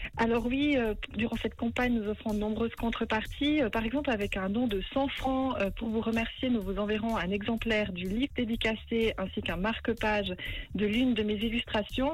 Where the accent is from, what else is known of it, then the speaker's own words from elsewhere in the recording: Valais, Switzerland; now in Montreux, Switzerland; je suis originaire du Valais et j'habite à Montreux